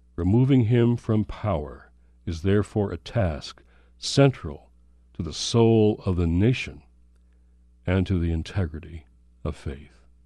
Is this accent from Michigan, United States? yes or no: yes; Michigan, United States; from Michigan, my home state.